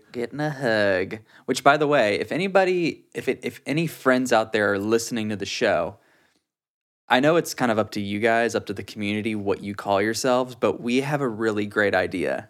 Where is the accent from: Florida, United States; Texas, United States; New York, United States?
Texas, United States; Beaumont; moved away; I went back to my hometown, visited the parents